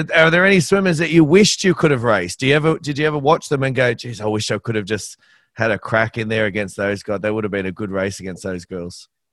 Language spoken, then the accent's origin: English; Australia; as an Aussie